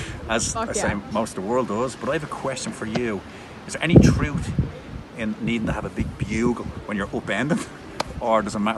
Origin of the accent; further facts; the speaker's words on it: Ireland; I'm Irish.